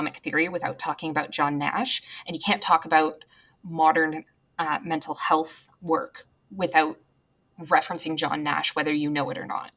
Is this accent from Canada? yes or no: yes; Canada; as Canadians, we're patriotic, but we're more muted in our patriotism